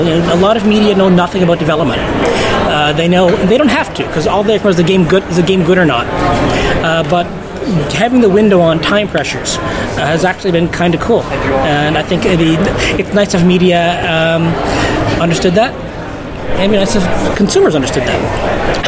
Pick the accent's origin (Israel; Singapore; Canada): Canada; moved away as an adult; also born or lived in United States; I am from Canada. I lived in the U.S. for 10 years, and that's where I did most of my games journalism. But I'm born in Canada, and I live there again